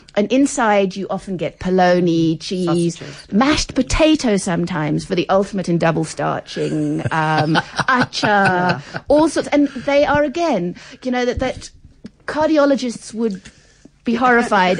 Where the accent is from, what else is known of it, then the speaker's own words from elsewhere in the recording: Pretoria, Gauteng, South Africa; I'm from Pretoria